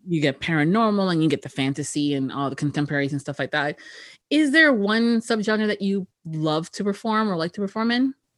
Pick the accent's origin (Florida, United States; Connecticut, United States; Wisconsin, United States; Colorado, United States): Florida, United States; Miami; born and raised in Miami